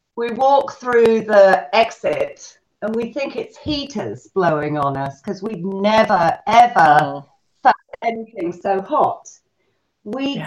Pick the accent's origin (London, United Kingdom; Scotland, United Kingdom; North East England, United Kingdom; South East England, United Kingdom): South East England, United Kingdom; Selsey; now in United States; England, in a very, very small little fishing village called Selsey Bill. And um, that's where I grew up